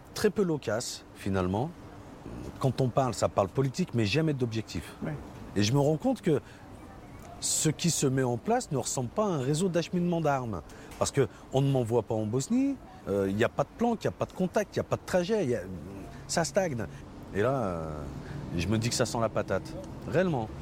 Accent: Villefontaine, Auvergne-Rhône-Alpes, France; C'est le quartier où j'ai grandi, les Oursons, à Villefontaine

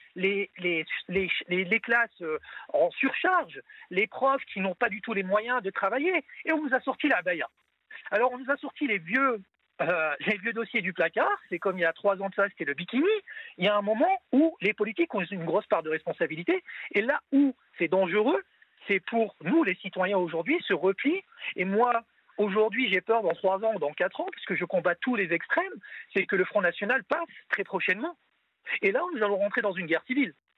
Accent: France; je suis français de confession musulmane

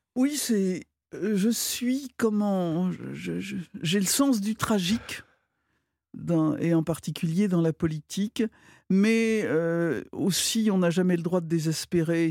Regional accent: Brittany, France; je suis, je suis bretonne

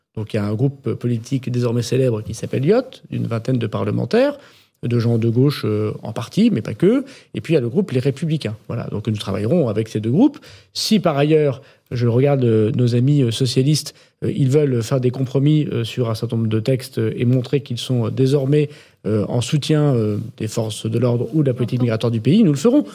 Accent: the Nord, Hauts-de-France, France; chez moi dans le Nord

